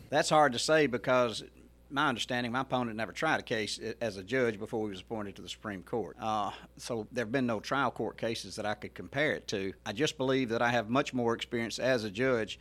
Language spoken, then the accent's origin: English; Mississippi Delta, United States; moved away as an adult; now in Hernando, United States; I grew up in the Mississippi Delta